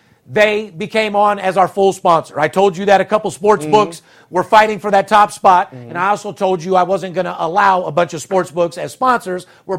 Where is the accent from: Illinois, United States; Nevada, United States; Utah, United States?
Nevada, United States; Las Vegas; we're from Vegas.